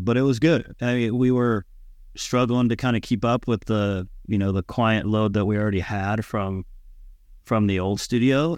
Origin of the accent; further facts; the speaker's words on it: San Diego, California, United States; moved away as an adult; I grew up in San Diego, California, um, you know, surfing, skating